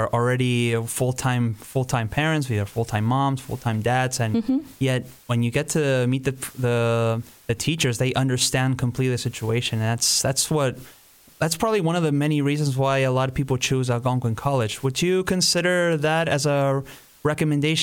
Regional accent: Argentina; now in Canada; we're from the same country, the beautiful Argentina

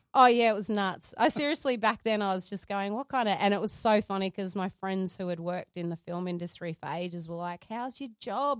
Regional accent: Sydney, New South Wales, Australia; I grew up in Sydney, Carlingford

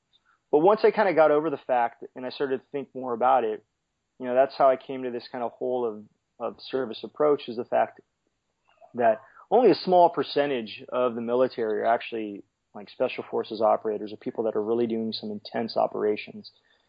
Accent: California, United States; growing up in California, growing up near the sea, the Coast Guard just really intrigued me.

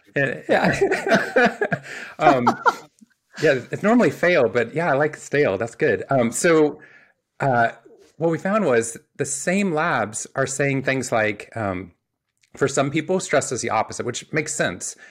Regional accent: Waco, Texas, United States; I grew up in Waco, Texas

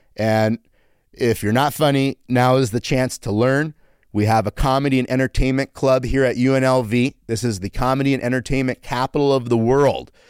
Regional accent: United States; also born or lived in Canada; Then at five, I moved to America

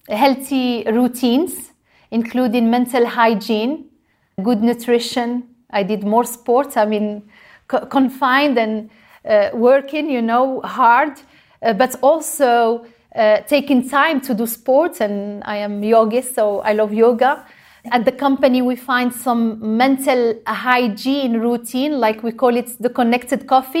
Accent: Morocco; moved away; I grew up in Morocco and I was raised, uh, to not waste any precious resources

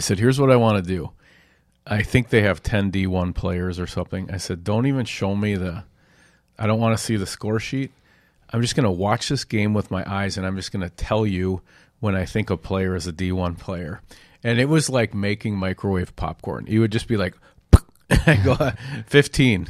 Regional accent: Edina, Minnesota, United States; weak ankled football player from Edina

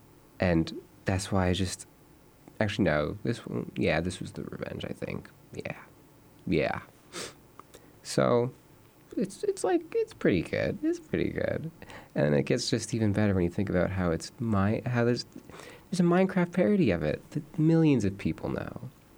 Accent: California, United States; born there; I was born in California, the land of the free, and the home of the brave.

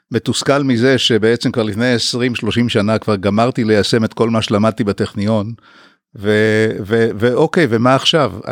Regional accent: Haifa, Haifa District, Israel; אה, למדתי הנדסת בניין אה, בחיפה, גדלתי בחיפה בעצם מגיל 10.

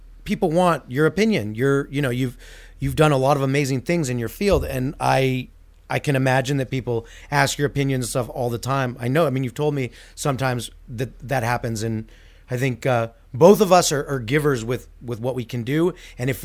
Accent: Canada; also born or lived in United States; I'm Canadian

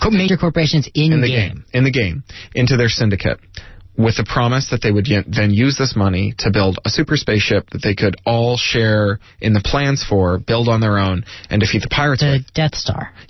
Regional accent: Toronto, Ontario, Canada; I grew up in Canada. I grew up near the Detroit border uh, in Toronto, just two or three hours away

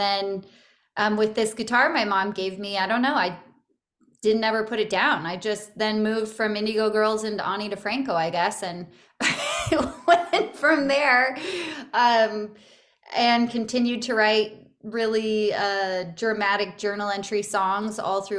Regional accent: Santa Barbara, California, United States; Yeah, I grew up in Santa Barbara, California, and my family had moved around a lot, but that's primarily where I grew up and where I consider home.

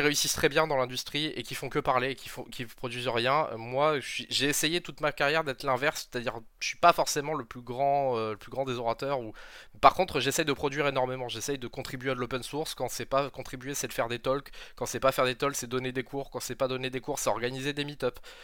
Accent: Perpignan, Occitania, France; also born or lived in Montpellier; moi je suis de Perpignan

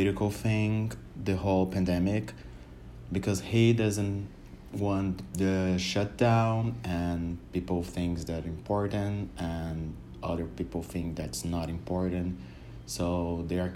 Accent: Brazil; I'm from Brazil, I'm 28 years old, and I live in the city called São Paulo.

